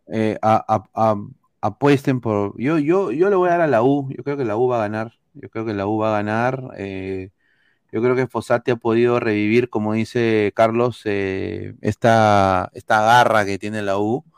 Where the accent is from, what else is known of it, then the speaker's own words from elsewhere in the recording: Peru; now in United States; Como peruano fuera